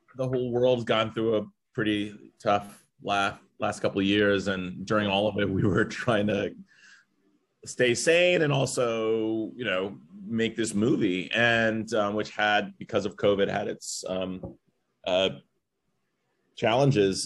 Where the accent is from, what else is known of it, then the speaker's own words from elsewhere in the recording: Los Angeles, California, United States; I grew up near Westwood